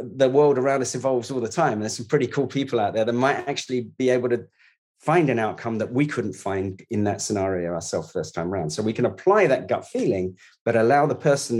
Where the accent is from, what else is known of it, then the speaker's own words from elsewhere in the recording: London, United Kingdom; I was born in the East End. I left school at 16, didn't go to university.